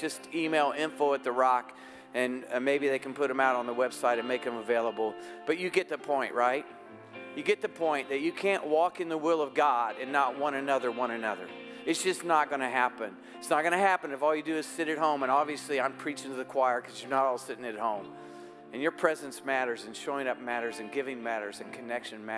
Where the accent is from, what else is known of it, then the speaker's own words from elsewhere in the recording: United States; I'm an American